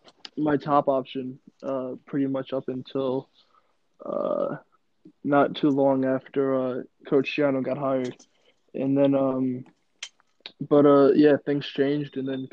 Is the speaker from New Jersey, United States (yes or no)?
yes; New Jersey, United States; I'm from Central Jersey.